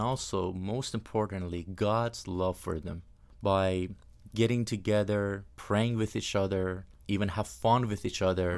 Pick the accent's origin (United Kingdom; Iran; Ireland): Iran; first language Persian; English is a second language; moved away as an adult; now in United States; in Persian, in Farsi, my native language.